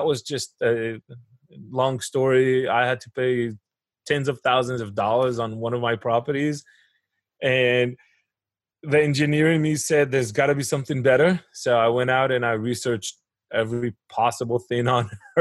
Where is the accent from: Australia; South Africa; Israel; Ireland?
Israel; moved away as an adult; now in United States; But I grew up in Israel. I went to the military over there. I did my engineering school over there. And I relocated to the United States in 2007.